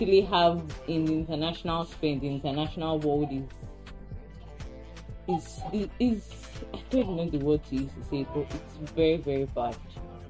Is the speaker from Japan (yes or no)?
no; Nigeria; If I die tomorrow, it will still be recorded there that I was born in Nigeria.